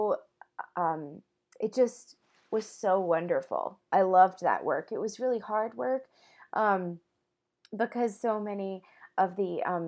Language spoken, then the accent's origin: English; United States; also born or lived in Colorado; I was born here in America.